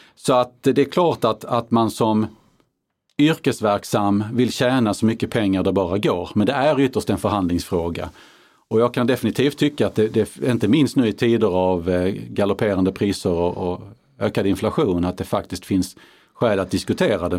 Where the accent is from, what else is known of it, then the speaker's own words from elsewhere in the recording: Karlskrona, Blekinge, Sweden; min hemkommun Karlskrona